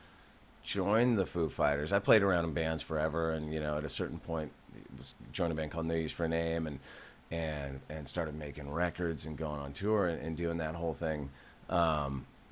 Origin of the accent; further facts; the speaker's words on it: California, United States; where I grew up in California